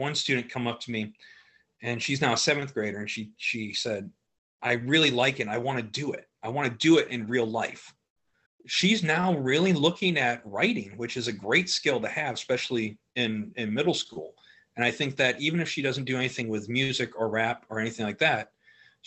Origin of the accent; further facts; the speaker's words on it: Cincinnati, Cleveland, Ohio, United States; moved away as an adult; now in Franklin County, North Carolina, United States; I'm originally from Cincinnati, Ohio. I was born in Cleveland, Ohio, where I spent most of my life there